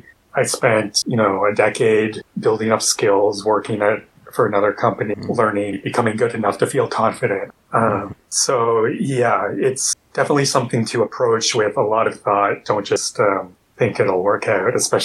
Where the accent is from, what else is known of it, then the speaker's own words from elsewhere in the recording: Canada; now in Montreal, Canada; I'm Canadian, in Montreal.